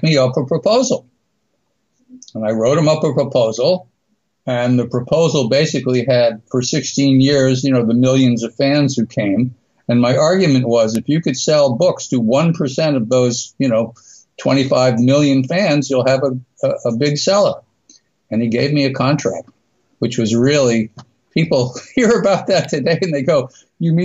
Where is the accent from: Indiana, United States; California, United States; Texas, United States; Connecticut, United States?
Connecticut, United States; Stamford; I grew up in Stamford, which was a stone's throw from Yankee Stadium